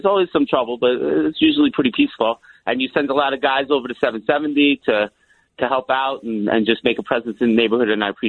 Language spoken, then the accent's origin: English; Yonkers, New York, United States; also born or lived in Crown Heights, Brooklyn; now in Brooklyn, United States; Yes, I'm actually from Yonkers, but I'm actually living in Crown Heights for a long time now.